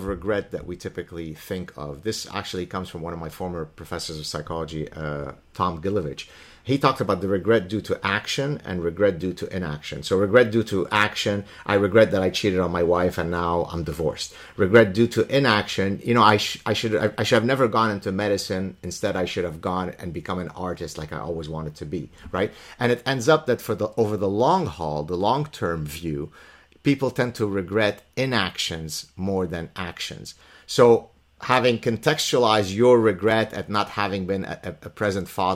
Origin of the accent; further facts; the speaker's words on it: Lebanon; first language Arabic; English is a second language; Arabic is my mother tongue, Hebrew because we're Lebanese Jews